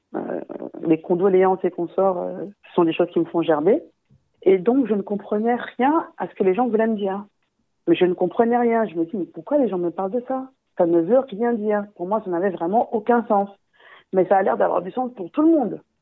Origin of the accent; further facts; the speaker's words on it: Guadeloupe; je suis guadeloupéenne